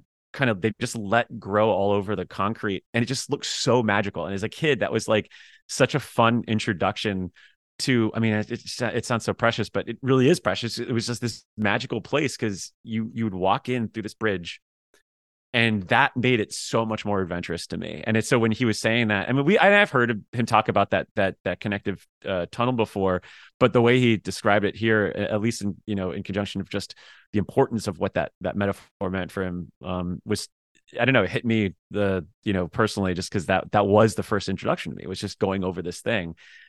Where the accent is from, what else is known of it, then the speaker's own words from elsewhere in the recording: Miami, Florida, United States; I'm from Miami, so we did have a really great library that was local to both Miami